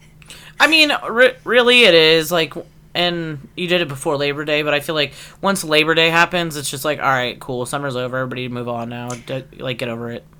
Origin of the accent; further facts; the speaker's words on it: Erie, Pennsylvania, United States; moved away; I grew up in Layer Town, USA, Erie, PA